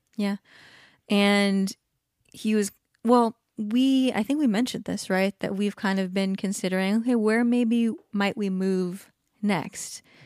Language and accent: English; Southern California, United States; also born or lived in Hawaii / Washington / San Diego; by the time my sister was born, when I was, like, three, we were in Southern California, like, three hours away from everyone